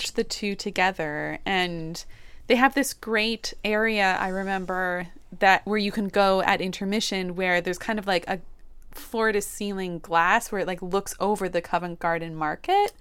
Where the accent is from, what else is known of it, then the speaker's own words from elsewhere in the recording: Toronto, Ontario, Canada; growing up in Toronto